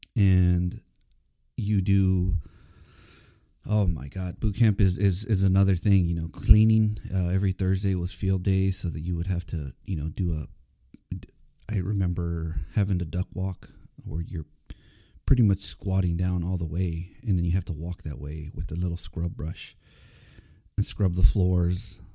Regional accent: Corpus Christi, Texas, United States; moved away as an adult; I was born and raised in Corpus Christi, Texas

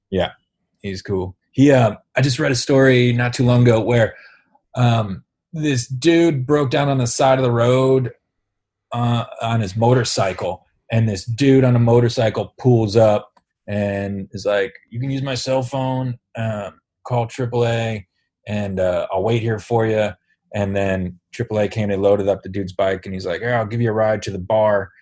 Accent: Sayreville, New Jersey, United States; my hometown

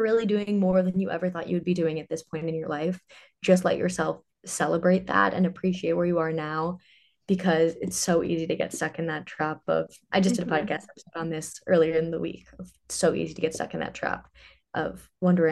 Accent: Ridgewood, New Jersey, United States; moved away as an adult; now in Nashville, United States; I grew up in northern New Jersey. I loved it. I'm from Ridgewood, if anyone is a North Jersey listener.

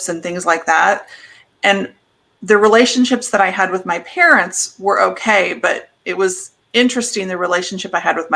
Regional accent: Midwest, United States; So I grew up in the Midwest on a farm

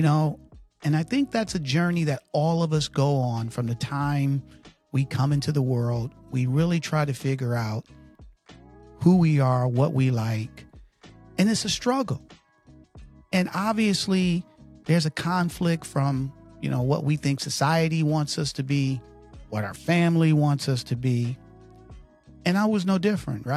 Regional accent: Detroit, Michigan, United States; now in Connecticut, United States; I'm from Detroit, Michigan. I live in Connecticut

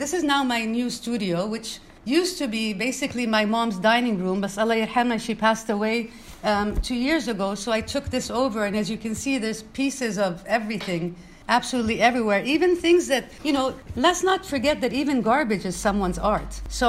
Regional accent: Manama, Capital Governorate, Bahrain; also born or lived in Brooklyn, United States; from Manama, Brooklyn, New York, Bahrain.

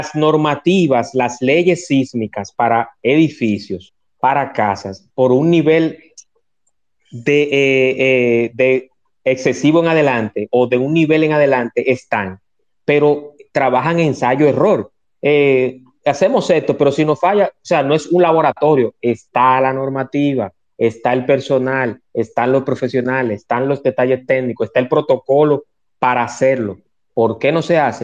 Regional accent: Dominican Republic; en mi país que quiero tanto

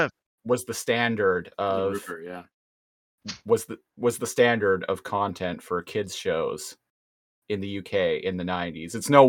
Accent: Canada; as a Canadian

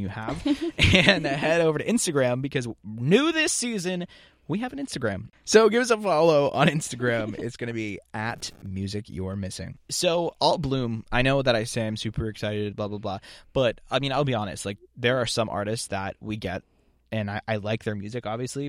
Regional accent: Boston, Massachusetts, United States; also born or lived in Montana; we're from Boston

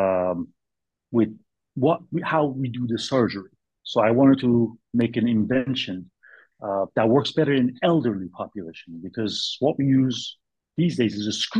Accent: Bay Area, California, United States; also born or lived in New York City / Boston; now in Sacramento, United States; I'm from Bay Area, I came and settled in Sacramento area since 2002

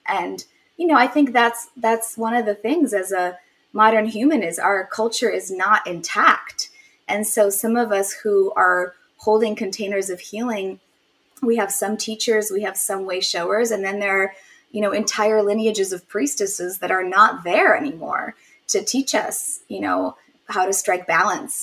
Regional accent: Poland; moved away; I was born in Poland

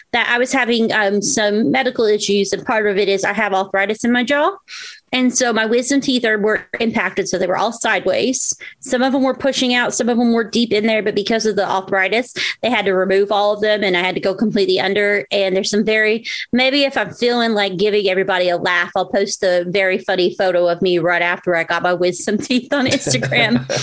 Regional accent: Southwest Virginia, United States; also born or lived in Florida; since I do live in Southwest Virginia, and I was born in Florida, but I generally grew up in this area

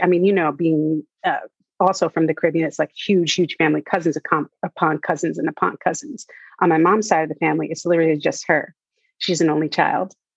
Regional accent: New York, United States; growing up in New York, you're always surrounded by movie sets

